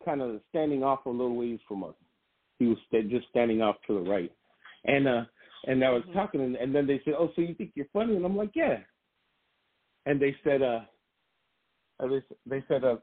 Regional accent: Grand Rapids, Michigan, United States; I grew up in Burton Heights in Grand Rapids, Michigan

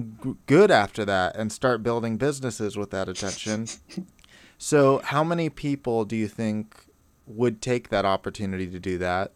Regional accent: Sunnyvale, California, United States; I grew up in Sunnyvale, close to Oakland Bay Area

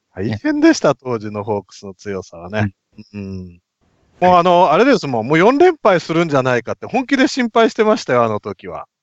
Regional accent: Nagoya, Aichi, Japan; 名古屋人としては

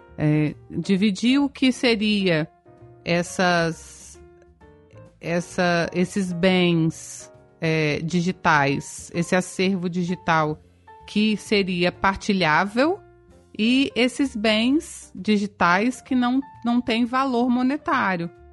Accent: Espírito Santo, Brazil; sou do Espírito Santo

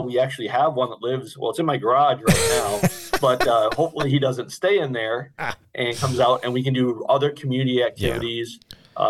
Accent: North Dakota, United States; now in Charlotte, United States; right? So local here to Charlotte. I'm originally from North Dakota

